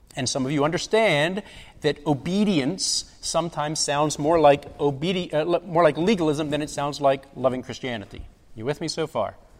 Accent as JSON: {"language": "English", "town": "Baltimore", "region": "Maryland", "country": "United States", "moved": "yes", "lives_now": "Fountain Inn, United States", "said": "I'm from Baltimore, Baltimore, Maryland"}